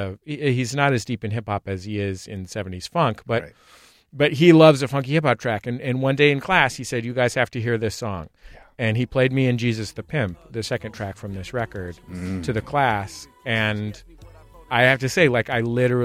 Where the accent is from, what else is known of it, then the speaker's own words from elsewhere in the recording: San Francisco, California, United States; I am from the San Francisco Bay Area. I'm from San Francisco